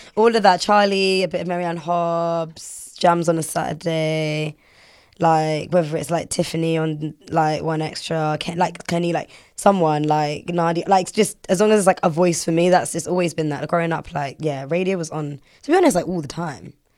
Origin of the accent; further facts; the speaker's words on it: London, United Kingdom; I'm from London and I'm black, but I'm also, like, Caribbean